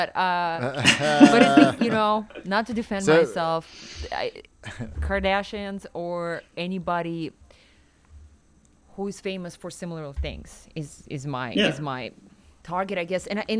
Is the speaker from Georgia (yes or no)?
no; Siberia, Russia; now in United States; growing up in Russia, in Siberia